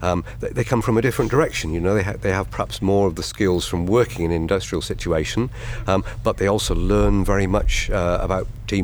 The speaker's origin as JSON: {"language": "English", "town": "Huddersfield", "region": "Yorkshire and the Humber", "country": "United Kingdom", "said": "So you, as you point out, I'm from Huddersfield, but I take no part in the judging."}